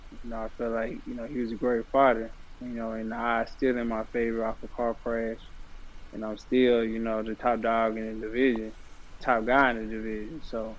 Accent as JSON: {"language": "English", "town": "Dallas", "region": "Texas", "country": "United States", "tie": "born or raised there"}